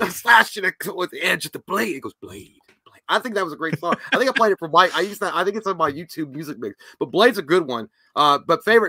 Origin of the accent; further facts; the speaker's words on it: Appalachia, United States; We're from the Appalachians.